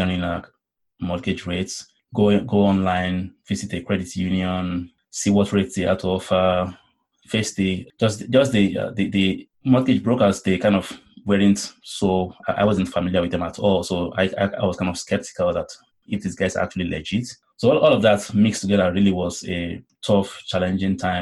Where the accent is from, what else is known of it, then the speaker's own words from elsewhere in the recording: Nigeria; moved away as an adult; now in Canada; I'm originally from Nigeria, and when I had left Nigeria